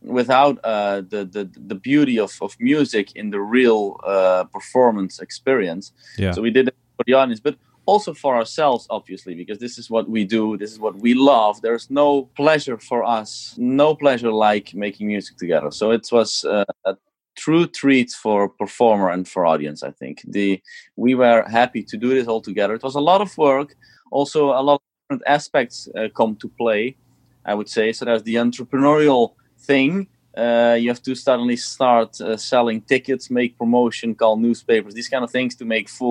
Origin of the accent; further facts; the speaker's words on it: Eindhoven, North Brabant, Netherlands; also born or lived in Switzerland / Amsterdam; I played here in my hometown in Eindhoven, where I used to play when I was younger